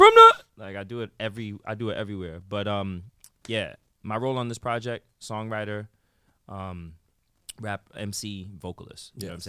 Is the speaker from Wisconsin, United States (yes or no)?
no; New York City, New York, United States; From the X. That's where I'm from.